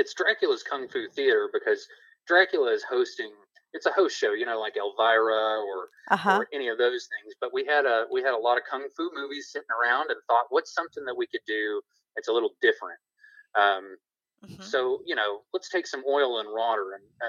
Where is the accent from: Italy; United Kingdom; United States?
United States; Tupelo, Mississippi; born there; also born or lived in Tennessee / North Carolina / South Carolina; Well, I was born in Tupelo, Mississippi, birthplace of Elvis.